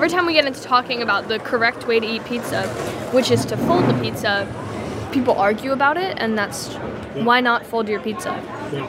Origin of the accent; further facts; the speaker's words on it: New York, United States; Yeah, I want to live in New York for my whole life.